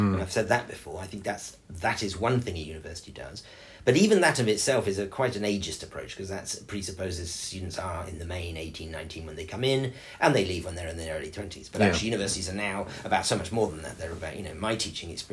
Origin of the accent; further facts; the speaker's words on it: England, United Kingdom; now in Dubai, United Arab Emirates; a very small rural school in where I grew up in England